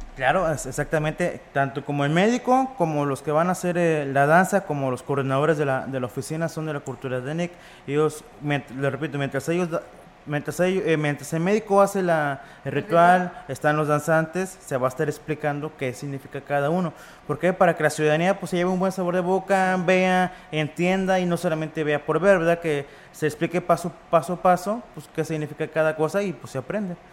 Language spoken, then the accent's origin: Spanish; Mexico; nosotros como mexicanos